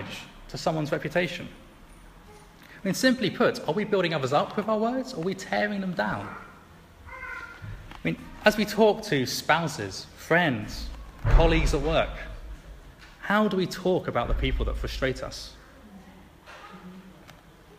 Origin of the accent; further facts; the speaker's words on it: England, United Kingdom; especially as an Englishman